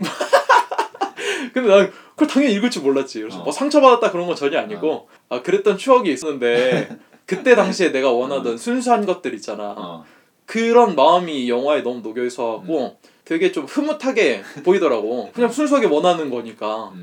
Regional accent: South Korea; 나는 한국 사람이고

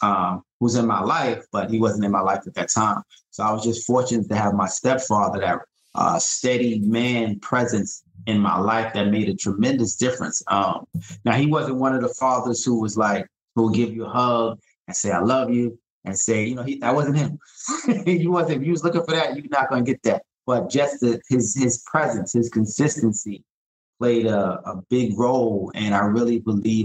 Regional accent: New York City, New York, United States; just a guy from Brooklyn. I grew up in East New York.

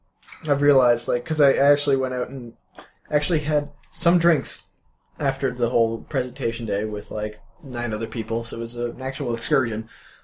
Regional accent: Nova Scotia, Canada; I grew up in the woods in a fishing village. It's pretty much as Nova Scotian as you get.

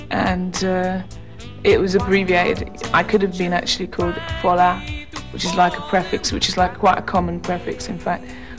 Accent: Ibadan, Oyo, Nigeria; born there

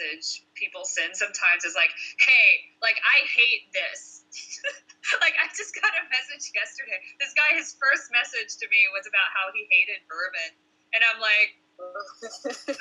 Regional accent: Kentucky, United States; I'm from Kentucky

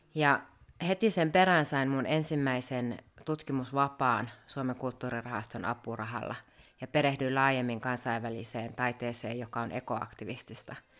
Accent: Rovaniemi, Lapland, Finland; moved away as an adult; now in Muodoslompolo, Sweden; mä oon Rovaniemeltä kotoisin ja onkin sitten opiskellut Rovaniemellä ja aika tiiviisti asunut siellä

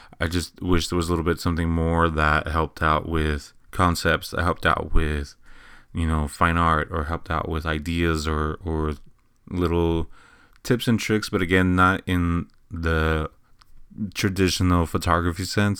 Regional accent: Eagle Pass, Texas, United States; now in San Antonio, United States; I came from Eagle Pass, Texas. I moved to San Antonio, Texas, about, I want to say, 6-7 years ago.

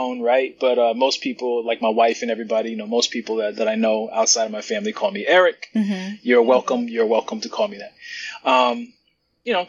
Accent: Norcross, Georgia, United States; moved away as an adult; also born or lived in Spain; now in New York City, United States; I was born in New York City. I grew up in Georgia, in a small city in Georgia called Norcross. And I lived in Georgia from age 4 to age 18

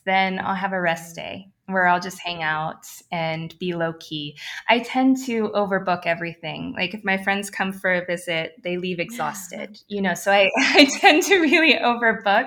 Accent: Ohio, United States; I am from Ohio

